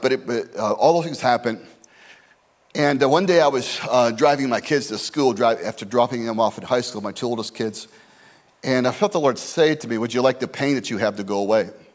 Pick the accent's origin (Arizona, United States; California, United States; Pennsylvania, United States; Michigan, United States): Arizona, United States; Scottsdale; my hometown, my boyhood hometown of Scottsdale, Arizona